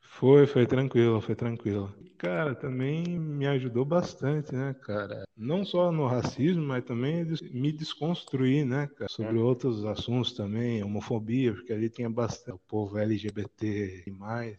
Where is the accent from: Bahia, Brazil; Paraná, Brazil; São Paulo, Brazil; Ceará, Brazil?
São Paulo, Brazil; Piracicaba; now in Tatuí, Brazil; Eu nasci em Piracicaba